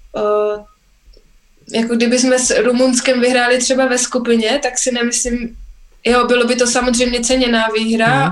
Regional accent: Czechia; jsme jako správní Češi

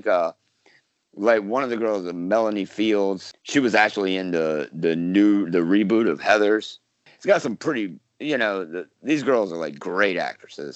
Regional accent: Florence, South Carolina, United States; accent: Southern; now in Georgia, United States; I can do a Southern accent because I was born in Florence, South Carolina. I live in Georgia now

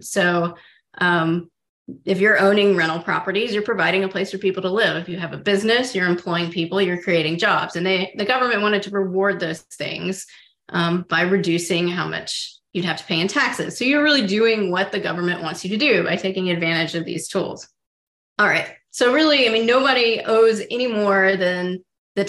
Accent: Oak Ridge, Tennessee, United States; I grew up in Oak Ridge, Tennessee, which is in East Tennessee in the Appalachian Mountains

